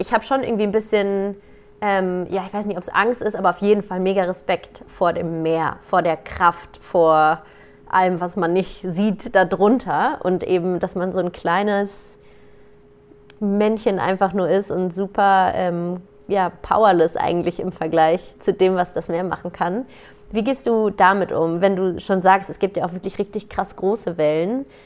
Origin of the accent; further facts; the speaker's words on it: Germany; bei uns in Deutschland